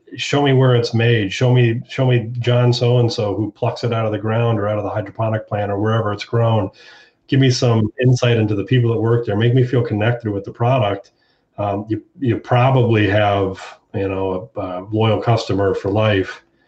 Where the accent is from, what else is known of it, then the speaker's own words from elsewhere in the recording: Hilliard, Ohio, United States; I'm from Hilliard, Ohio, right outside of Columbus